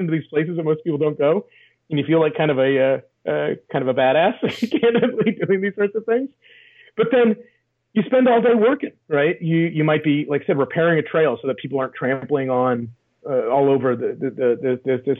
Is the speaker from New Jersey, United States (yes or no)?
no; Sierra Nevada foothills, California, United States; I grew up in the Sierra Nevada foothills in California